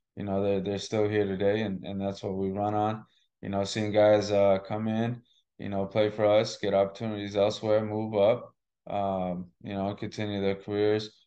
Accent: Massachusetts, United States; also born or lived in Boston / Shrewsbury; I grew up in Massachusetts

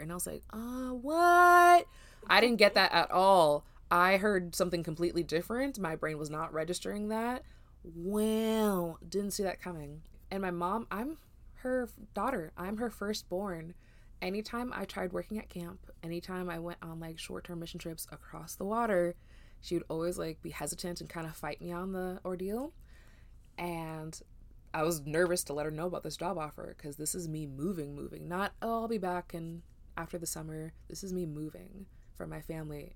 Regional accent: Las Vegas, Nevada, United States; also born or lived in New York; now in Memphis, United States; we moved from New York, actually, to Vegas back in, like, two thousand three

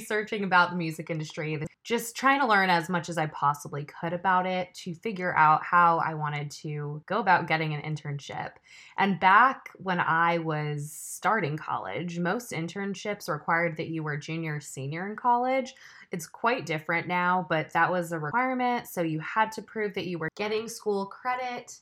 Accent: Los Angeles, California, United States; moved away as an adult; now in Chattanooga, United States; I'm originally from Los Angeles, California, born and raised, lived there for just under the first 26 years of my life

